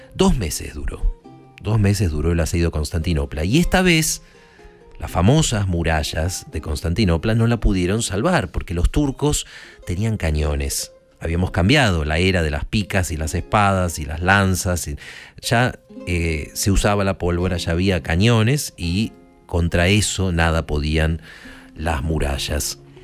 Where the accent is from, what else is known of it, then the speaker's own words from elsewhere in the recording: Argentina; yo me siento argentino